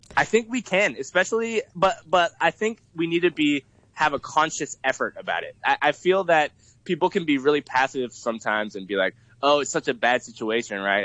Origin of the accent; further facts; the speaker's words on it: San Francisco Bay Area, California, United States; moved away as an adult; also born or lived in Boston; now in Hong Kong; I moved to the U.S. in uh, when I was about ten years old, and I actually lived in the San Francisco Bay Area at that time. I went to middle school and high school there